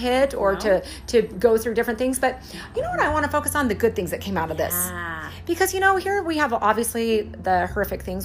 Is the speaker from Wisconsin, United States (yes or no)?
no; Casper, Wyoming, United States; we're from Casper, Wyoming.